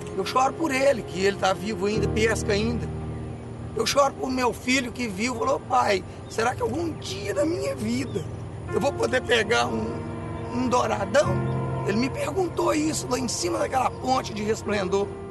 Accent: Brazil; Eu moro no Brasil. Isso aqui é minha terra. É minha pátria. Eu moro é aqui. Eu nasci aqui

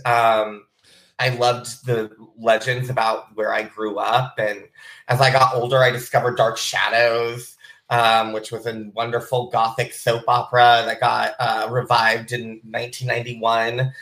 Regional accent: Bellingham, Washington, United States; I grew up in South Hill in these old homes with um, my spooky family

